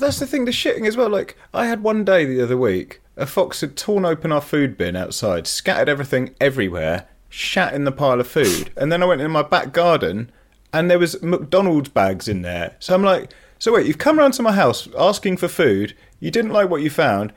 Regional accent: Leicester, East Midlands, United Kingdom; I'm from Leicester and, you know, the fox is the symbol of my city

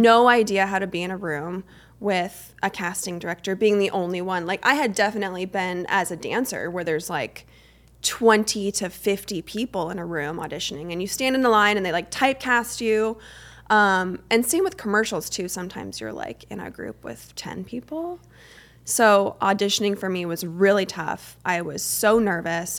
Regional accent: Arizona, United States; I grew up in Arizona

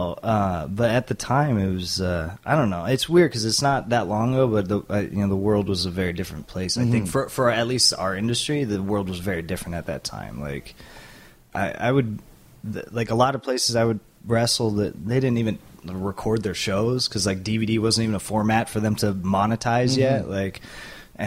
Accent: Southern California, United States; I grew up in Southern California

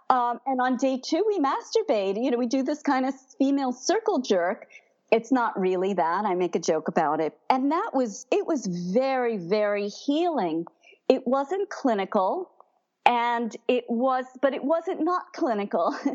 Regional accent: Brooklyn, New York, United States; but I'm from Brooklyn, and she reminded me.

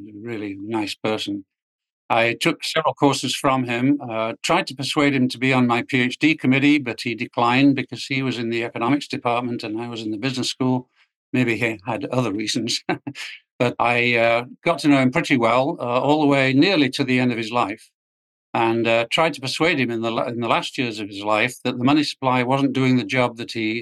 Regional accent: England, United Kingdom; moved away as an adult; also born or lived in Washington, D.C.; now in United States; it starts with being English. I came over to the U.S. to graduate school, the Chicago Business School, and stayed. I never went back to England

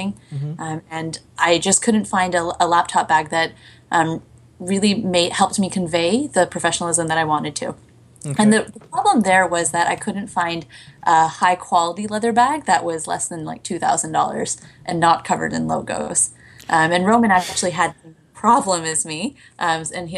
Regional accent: Canada; also born or lived in Hong Kong; I'm from Hong Kong, but I grew up in Canada as well

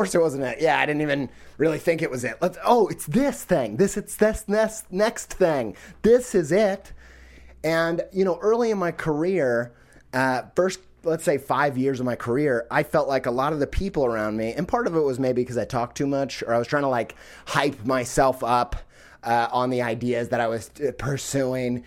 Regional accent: United States; being an American

